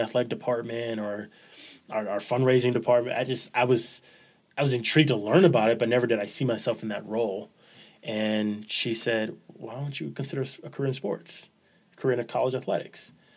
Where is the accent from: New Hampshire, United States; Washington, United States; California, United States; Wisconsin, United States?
California, United States; Los Angeles; moved away; also born or lived in San Jose, California; Born and raised, uh, South Central Los Angeles